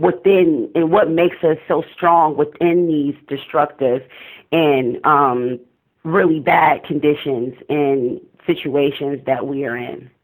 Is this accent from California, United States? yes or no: yes; Oakland, California, United States; I'm from East Oakland